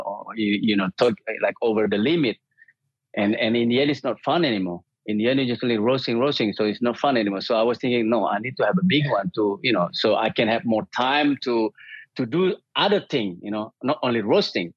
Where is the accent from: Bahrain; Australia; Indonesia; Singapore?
Indonesia; Bali; now in Sweden; I'm from Bali and I moved to Sweden in 1995